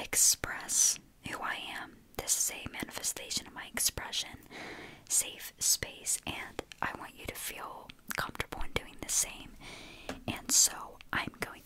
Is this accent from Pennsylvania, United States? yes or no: yes; Pennsylvania, United States